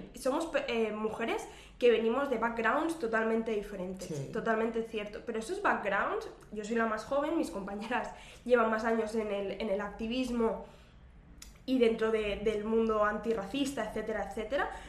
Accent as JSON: {"language": "Spanish", "town": "Terrassa", "region": "Catalonia", "country": "Spain", "tie": "born or raised there", "said": "yo, soy, de Tarraso, que es eh, un municipio de la provincia de Barcelona"}